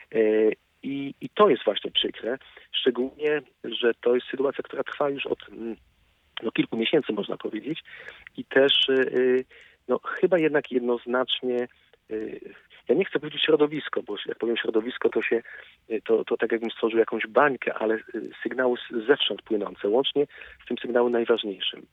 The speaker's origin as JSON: {"language": "Polish", "town": "Wrocław", "region": "Lower Silesian Voivodeship", "country": "Poland", "said": "jako wrocławianin"}